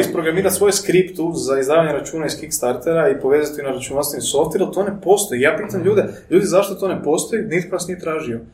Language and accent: Croatian; Croatia; rođeni smo ovdje u Hrvatskoj